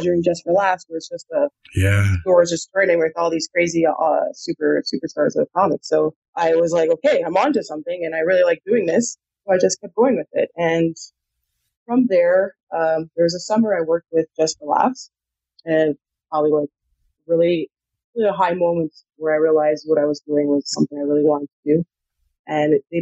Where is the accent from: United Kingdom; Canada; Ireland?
Canada; Montreal, Quebec; now in Toronto, Canada; I'm from and born and raised in Montreal and I speak French.